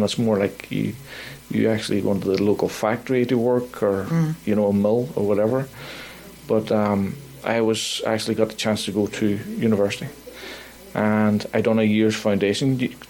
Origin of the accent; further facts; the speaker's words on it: Belfast, Northern Ireland, United Kingdom; now in Nova Scotia, Canada; my life growing up in Belfast, what it was like to live through the Troubles, what it was like to lose friends within the Troubles